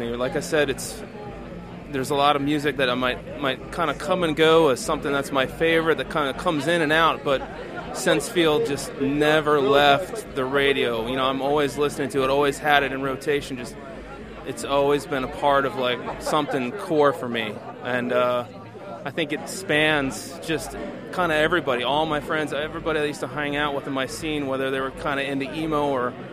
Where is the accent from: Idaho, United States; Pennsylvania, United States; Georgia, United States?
Georgia, United States; Atlanta; I'm from Atlanta, Georgia.